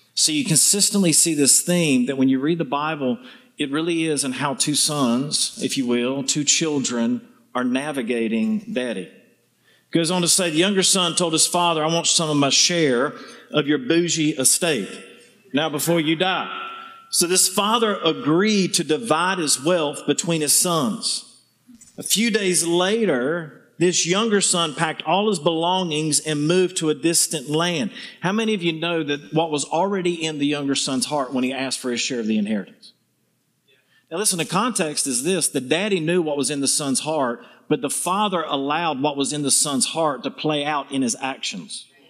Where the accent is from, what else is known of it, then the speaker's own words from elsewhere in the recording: the South, United States; accent: southern; my southern charm